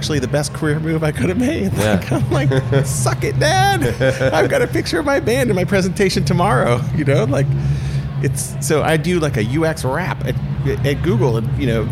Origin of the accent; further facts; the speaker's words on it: the Bay Area, California, United States; moved away as an adult; also born or lived in Paris; I'm from the Bay Area